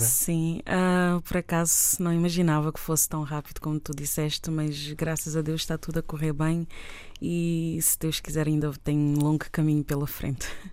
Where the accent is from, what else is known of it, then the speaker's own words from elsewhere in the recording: Tarrafal de São Nicolau, São Nicolau, Cape Verde; minha terra, a Tarrafal, onde eu nasci